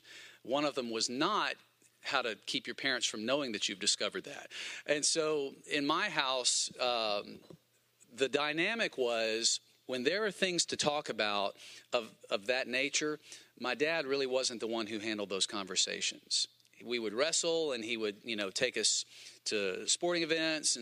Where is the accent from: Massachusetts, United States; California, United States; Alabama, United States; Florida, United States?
Alabama, United States; Huntsville; moved away as an adult; also born or lived in Birmingham, Alabama; I grew up in Huntsville, but I moved to Birmingham to go to Bible college at Southeastern Bible College